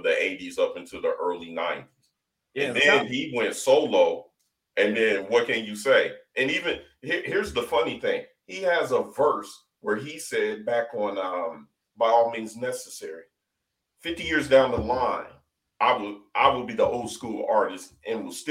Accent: Ohio, United States; I'm straight from Ohio

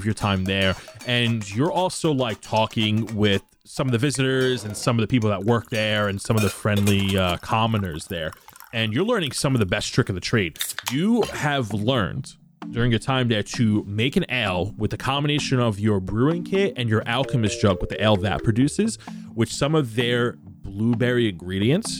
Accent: New York City, New York, United States; I'm a Gindaloo from Brooklyn.

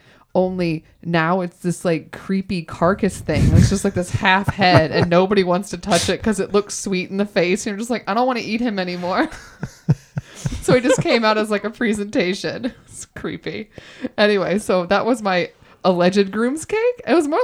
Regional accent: Texas, United States; born there; Well, originally, yes. I was born in Texas. So my mother's side of the family is from Texas.

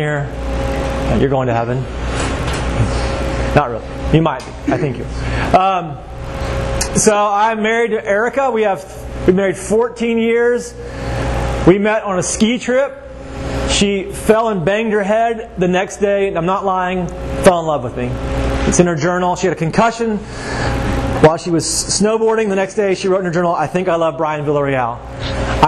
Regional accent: Waco, Texas, United States; moved away as an adult; now in Georgia, United States; I grew up in Waco, Texas.

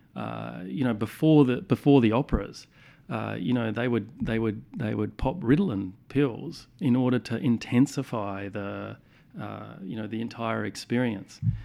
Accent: Adelaide, South Australia, Australia; growing up in Adelaide in the nineteen eighties and the nineteen nineties

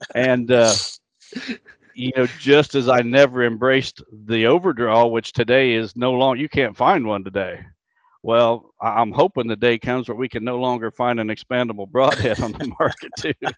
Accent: Illinois, United States; my home state of Illinois

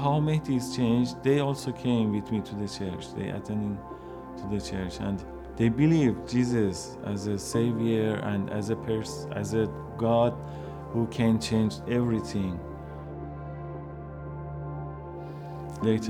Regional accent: Iran; English is a second language; moved away as an adult; also born or lived in Turkey; now in Canada; I was born in a Muslim family. Starting asking questions from them about religion, they couldn't answer me, and also in school, mosque, but no one could answer me. And then I left my house, my city, to south of Iran

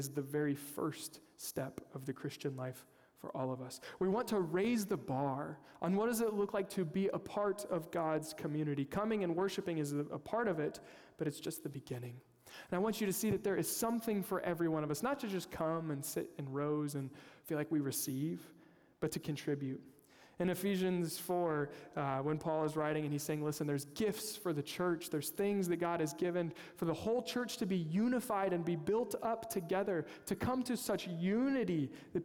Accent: Kansas, United States; I'm from Kansas, unapologetic Chiefs fan.

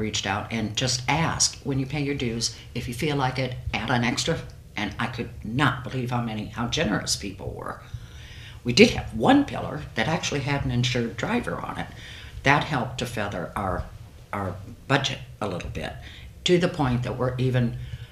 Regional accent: Angola, Indiana, United States; moved away as an adult; now in Fort Wayne, United States; I grew up in Angola in the 50s and the 60s.

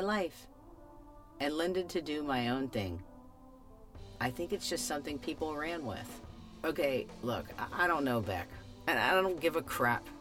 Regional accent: Florida, United States; growing up in Florida in the 90s.

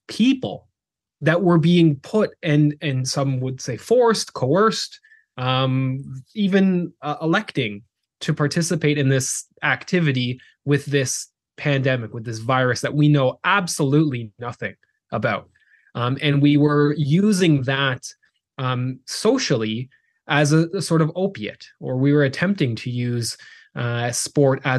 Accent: Canada; moved away as an adult; also born or lived in South Carolina; we are Canadian. Grew up in Canada

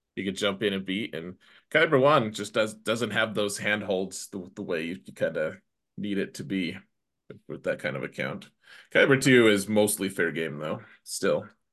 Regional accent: United States; an American

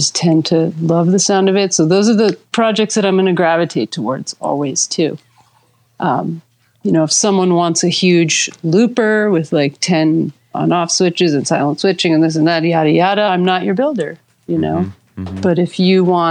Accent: New Jersey, United States; I'm from Jersey, East Coast

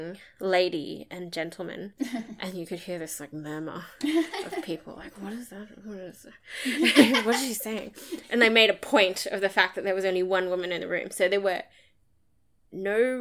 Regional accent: Townsville, Queensland, Australia; I studied at James Cook University, which was in my hometown in Townsville

